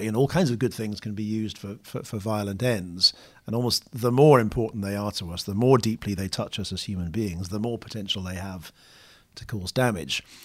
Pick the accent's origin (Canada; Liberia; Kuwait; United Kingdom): United Kingdom; now in London, United Kingdom; I'm British or, you know, live in London